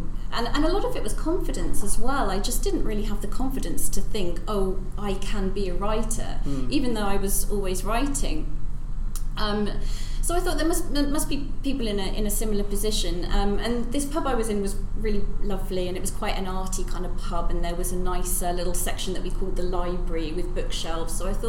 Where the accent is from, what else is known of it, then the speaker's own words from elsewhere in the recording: Norwich, East of England, United Kingdom; born there; yeah, I was born